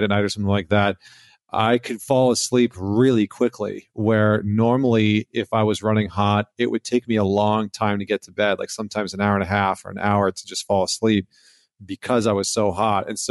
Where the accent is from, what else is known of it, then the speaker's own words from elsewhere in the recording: Alberta, Canada; moved away as an adult; now in New York, United States; I grew up in Alberta, in Canada